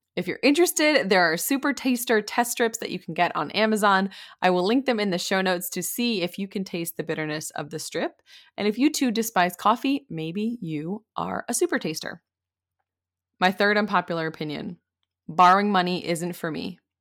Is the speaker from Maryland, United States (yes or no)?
no; Maine, United States; moved away as an adult; also born or lived in Pennsylvania; I grew up in Maine